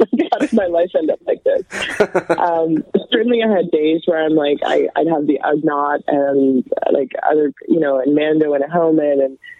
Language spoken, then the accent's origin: English; Canada; Like, I grew up in Canada. I didn't have any connection to the business.